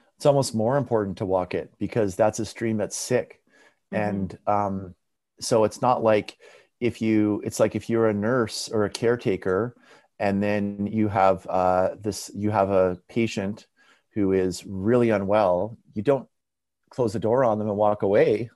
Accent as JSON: {"language": "English", "town": "Abbotsford", "region": "British Columbia", "country": "Canada", "tie": "born or raised there", "said": "where I grew up in Abbotsford, like where I went to high school and elementary school"}